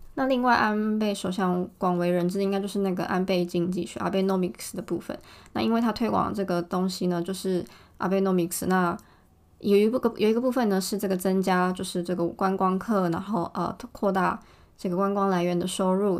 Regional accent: Taiwan; also born or lived in Tokyo, Japan; now in Japan; 我觉得对我们台湾人的印象来说呢

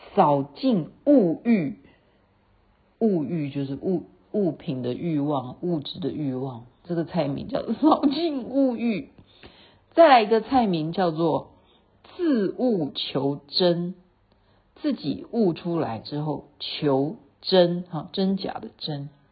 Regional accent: Taiwan; 因为我是台湾来的

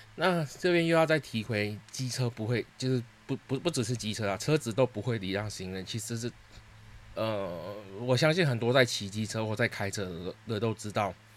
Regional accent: Singapore; moved away as an adult; now in Taiwan; 其实我不是台湾人，我是新加坡人

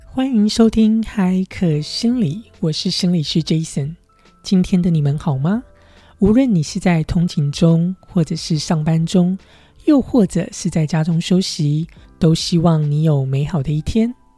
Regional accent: Taiwan; moved away as an adult; now in United States; 我在亚洲长大，在台湾长大

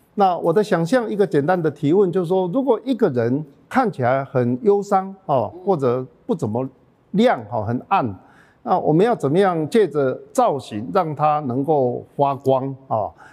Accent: Taichung, Taiwan; 在台中来讲，我们是比较落后未开花的一区

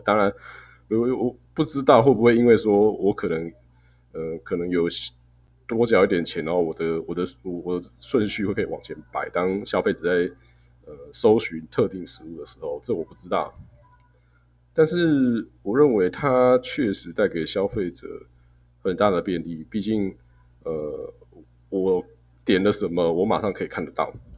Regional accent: Taiwan; 我们台湾人不要，把自己看得太先进

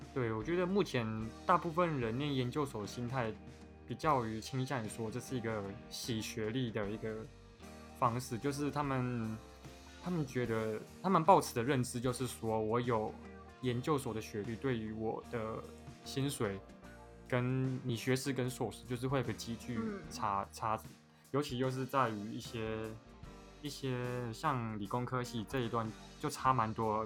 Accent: Taiwan; accent: Taiwanese Mandarin (台湾国语); 我讲话有台湾国语

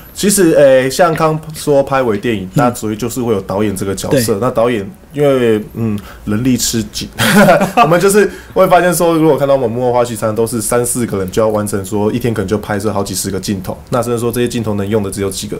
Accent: Kaohsiung, Taiwan; also born or lived in Fengshan; 那我是高雄人

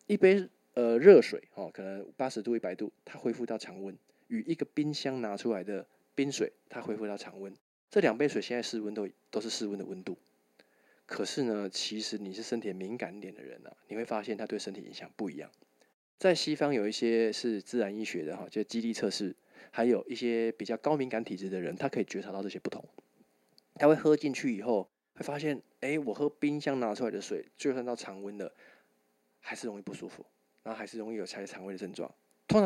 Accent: Tainan, Taiwan; 我我是台南人啊啊！

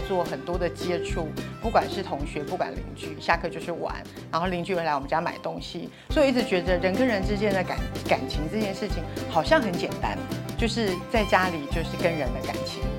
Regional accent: Taipei, Taiwan; 那我我是纯粹呃台北人，我的爸爸妈妈都是台北人，所以我是一个呃台北的小孩。

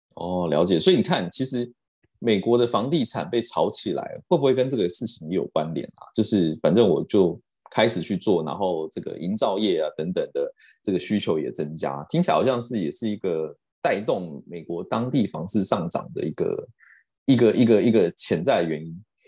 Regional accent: Taiwan; 我们台湾这边

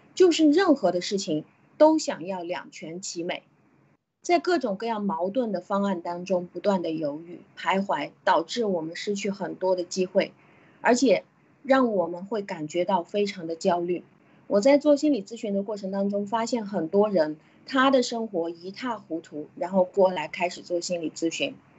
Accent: China; 我们中国人是，和其他的国家比起来，是会很容易看得到我们的贪的

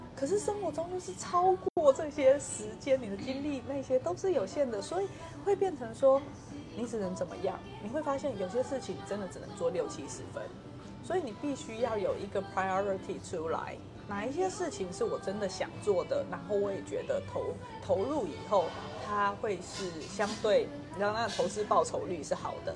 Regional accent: Hualien County, Taiwan; moved away as an adult; now in Kaohsiung, Taiwan; 我是花莲人啊，我不是高雄人

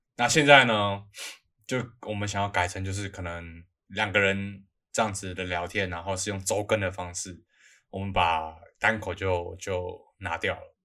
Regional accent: Taipei, Taiwan; 我们是台北人嘛

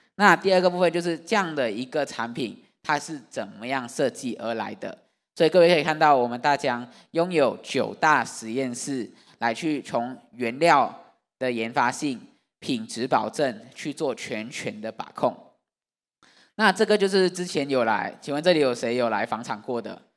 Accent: Malaysia; now in Taiwan; 我是马来西亚的外国人

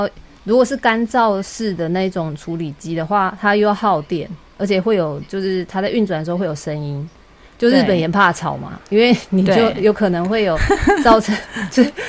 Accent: Taiwan; now in Japan; 因为我们台湾人的话，我们是自己要跑，然后去丢垃圾。

